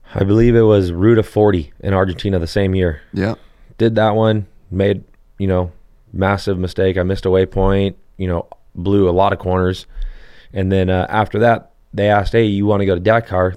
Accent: Hesperia, California, United States; I grew up in Hesperia and there's like the, a small little area where you can ride

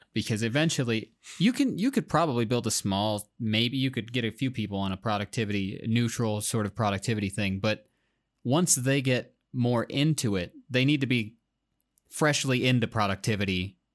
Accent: Iowa, United States; I'm, I'm from Iowa

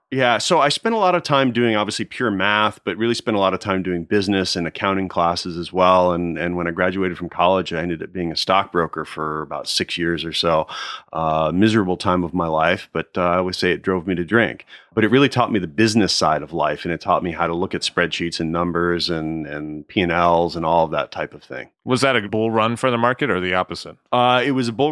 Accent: outside Philadelphia, New Jersey, United States; also born or lived in Nashville, Tennessee / Connecticut; But then we moved to New Jersey where he started practice, and that's where I grew up and went through high

